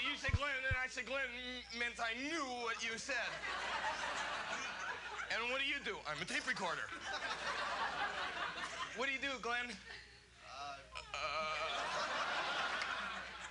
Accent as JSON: {"language": "English", "town": "Toronto", "region": "Ontario", "country": "Canada", "tie": "born or raised there", "said": "Canada is my home country, and Toronto is my hometown"}